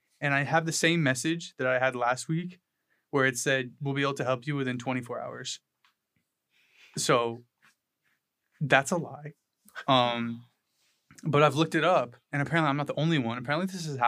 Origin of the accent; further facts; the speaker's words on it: New Hampshire, United States; about 45 minutes away from where I grew up in New Hampshire